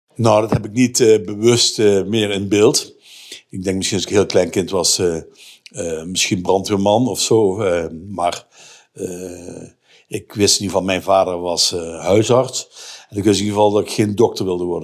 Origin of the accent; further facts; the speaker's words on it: Voerendaal, Limburg, Netherlands; accent: Limburg; moved away; also born or lived in Rotterdam; Uit Voerendaal. Dat is eh, Zuid-Limburg tussen Heel en Maastricht.